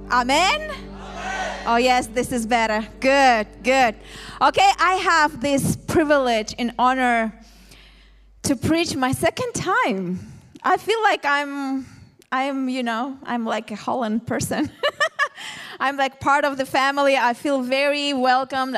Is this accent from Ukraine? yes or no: yes; Ukraine; English is a second language; moved away as an adult; now in Tel Aviv, Israel; We are from originally from Ukraine, me and my husband